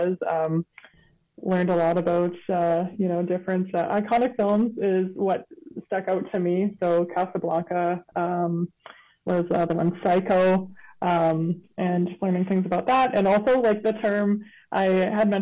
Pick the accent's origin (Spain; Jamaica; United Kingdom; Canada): Canada; Windsor Park, Manitoba; I came from General Vanier, so pretty close, still in Windsor Park, so I was still in walking distance